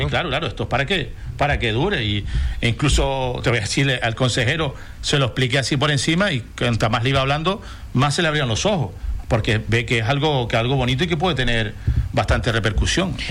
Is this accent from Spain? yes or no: yes; Corralejo, Canary Islands, Spain; yo soy de Corralejo